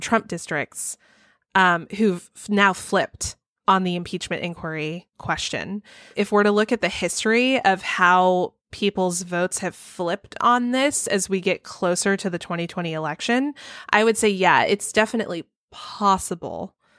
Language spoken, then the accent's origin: English; Texas, United States; I grew up in Texas